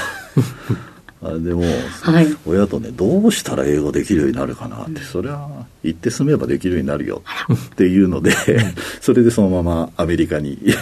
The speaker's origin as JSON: {"language": "Japanese", "area": "Shinjuku", "region": "Tokyo", "country": "Japan", "tie": "born or raised there", "said": "東京都の新宿区ですんで、はい、都会育ち"}